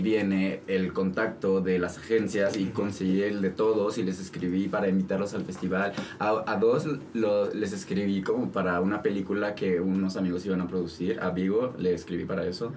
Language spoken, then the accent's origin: Spanish; Mexico; yo como mexicano